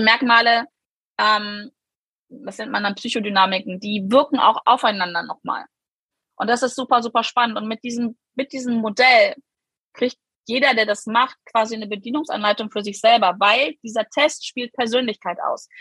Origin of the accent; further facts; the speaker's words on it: Germany; bei uns in Deutschland leben wir